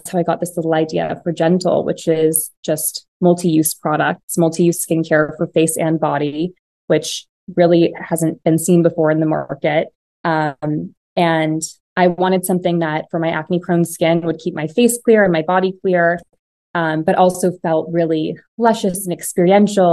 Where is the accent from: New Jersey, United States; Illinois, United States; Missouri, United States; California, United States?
California, United States; Piedmont; I grew up in the Bay Area, in this little town called Piedmont. It's kind of in the Oakland Hills.